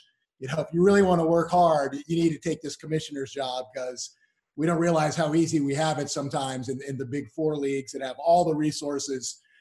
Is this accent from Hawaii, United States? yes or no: yes; Hawaii, United States; moved away as an adult; I grew up in Hawaii